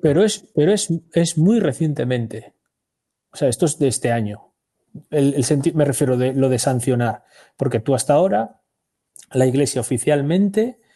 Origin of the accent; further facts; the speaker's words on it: Spain; soy español desde el día siguiente